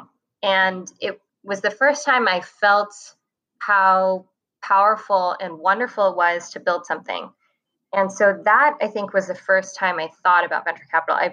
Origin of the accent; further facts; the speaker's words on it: Hong Kong; moved away as an adult; also born or lived in Taipei, Taiwan; So I grew up in Hong Kong. I was born in Taipei and we moved to Hong Kong when I was two.